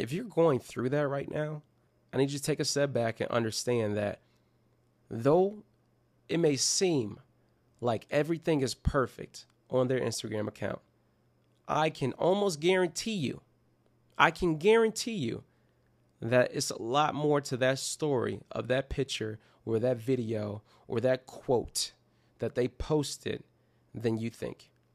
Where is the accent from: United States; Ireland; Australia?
United States; Detroit, Michigan; my hometown team is Detroit Pistons